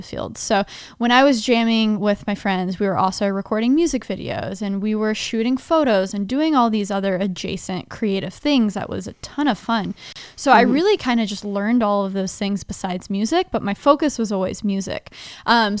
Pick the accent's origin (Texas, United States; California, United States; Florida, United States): Texas, United States; Dallas; born or raised there; moved away as an adult; also born or lived in Nashville, Tennessee